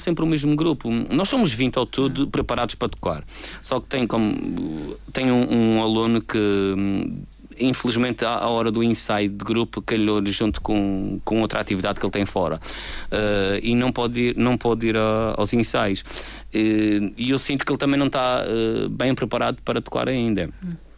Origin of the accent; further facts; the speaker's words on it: Madeira, Portugal; Nós somos portugueses, nós somos madeirenses